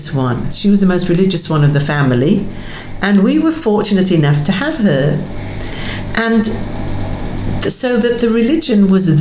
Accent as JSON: {"language": "English", "town": "Scarborough", "region": "Yorkshire and the Humber", "country": "United Kingdom", "tie": "born or raised there", "moved": "yes", "lives_now": "Australia", "said": "not London. It was Scarborough"}